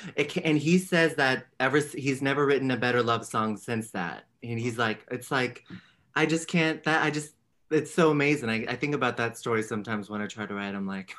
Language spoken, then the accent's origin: English; San Francisco, California, United States; San Francisco, yeah.